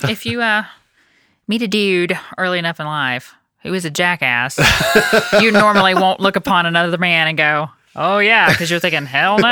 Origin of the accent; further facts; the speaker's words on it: United States; I'm thankful the Lord gave me the opportunity to be born here